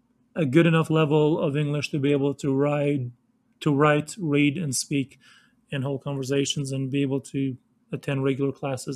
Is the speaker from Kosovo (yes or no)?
yes; Kosovo; now in Denver, United States; going from a small town, like I said, that I grew up in Kosovo, to go into a big city like Denver